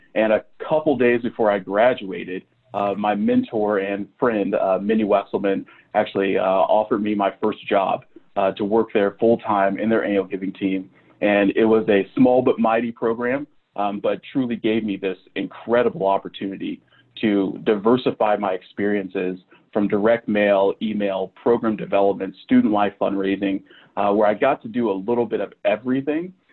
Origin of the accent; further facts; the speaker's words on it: Manhattan, Kansas, United States; moved away as an adult; also born or lived in Madison, Wisconsin / Oklahoma; I grew up in the Little Apple.